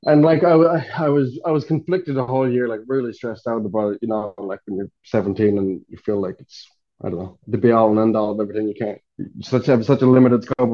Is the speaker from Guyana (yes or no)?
no; Skibbereen, Munster, Ireland; moved away; also born or lived in Rosscarbery / Dublin; I actually grew up about 20 minutes away from Ross, kind of outside Skib